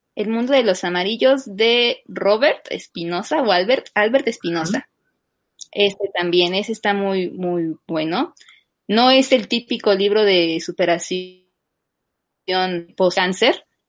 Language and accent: Spanish; Texcoco, State of Mexico, Mexico; yo soy del Estado de México, de Texcoco